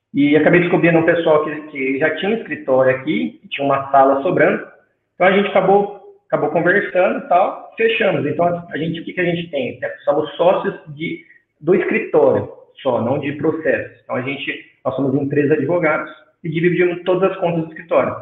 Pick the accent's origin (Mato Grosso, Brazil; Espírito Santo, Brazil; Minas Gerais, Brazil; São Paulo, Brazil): São Paulo, Brazil; Artur Nogueira; Eu sou de Arthur Nogueira, interior de São Paulo, também que é próximo a Campinas